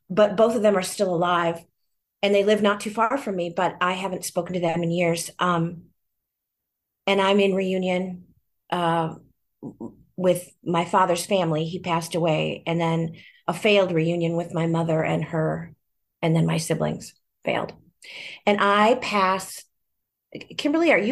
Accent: California, United States; I'm a 1965 baby scoop adoptee. I was born in California and adopted at the age of three uh, in 1968 to Minnesota.

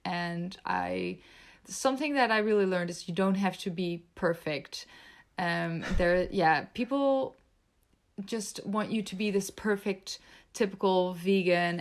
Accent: Netherlands; also born or lived in Belgium; I was born and raised in the Netherlands

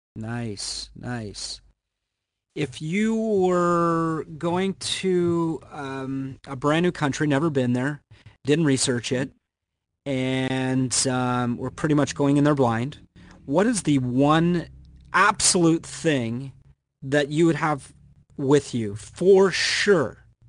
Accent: Canada; I'm Canadian

